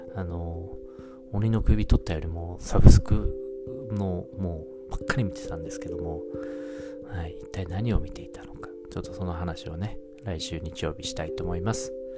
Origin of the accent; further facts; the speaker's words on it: the northern part of Japan, northern Japan, Japan; now in Tokyo, Japan; 僕あの生まれは北国の方なんですけども